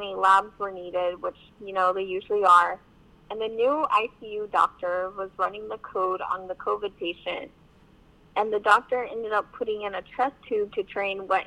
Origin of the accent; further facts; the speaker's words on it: San Antonio, Texas, United States; I'm from San Antonio